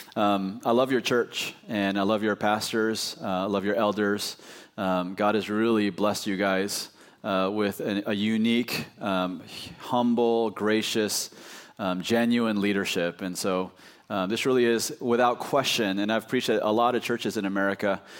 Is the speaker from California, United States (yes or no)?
yes; Oakland, California, United States; also born or lived in Chicago / New York / Los Angeles; now in Arkansas, United States; I grew up in Oakland, California, then I moved to Chicago